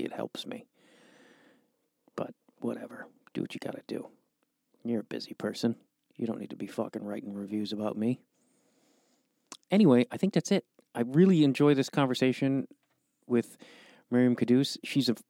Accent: Chicago, Illinois, United States; a guy from Chicago

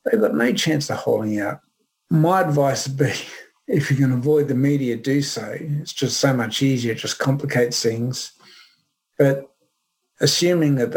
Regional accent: Brisbane, Queensland, Australia; born or raised there

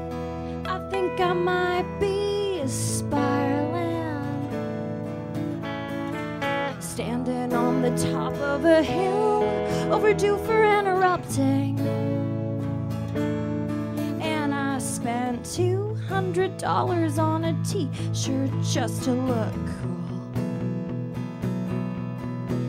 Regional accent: Nashville, Tennessee, United States; now in Brooklyn, United States; I'm not from these parts. I'm from Nashville

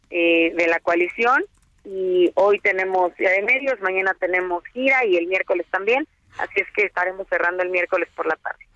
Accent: State of Mexico, Mexico; Todos los mexiquenses tenemos, lo he dicho siempre, somos mexicanos dos veces

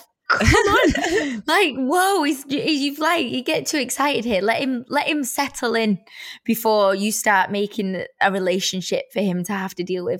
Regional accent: Edinburgh, Scotland, United Kingdom; We're both from Edinburgh, Scottish, so we're like bonding over that. And it's so nice to have a fellow Scot around to relate to.

